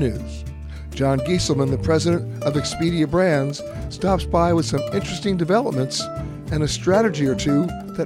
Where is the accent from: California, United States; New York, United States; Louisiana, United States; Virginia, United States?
New York, United States; New York City; when I grew up in New York